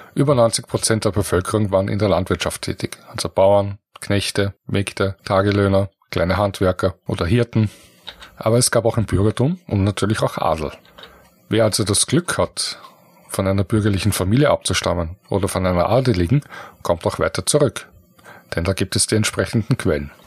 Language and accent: German; Vienna, Austria; Ich komme aus Wien, bin hier geboren, bereits in der vierten Generation